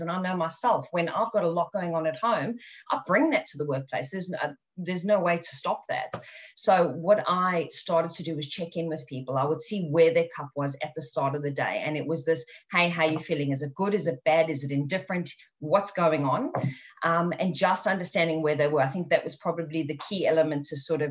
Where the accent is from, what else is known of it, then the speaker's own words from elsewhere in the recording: South Africa; growing up in South Africa